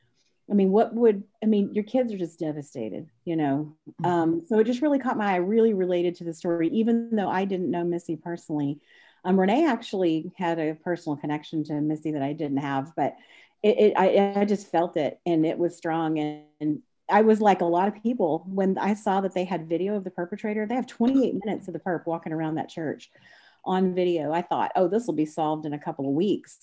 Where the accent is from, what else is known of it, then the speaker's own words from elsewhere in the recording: DeSoto, Texas, United States; I was raised in DeSoto, Texas, which is just around the corner from where the murder occurred in Midlothian